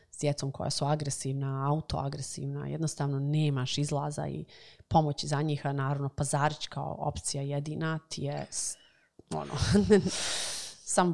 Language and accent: Croatian; Bosnia & Herzegovina; moved away as an adult; also born or lived in United States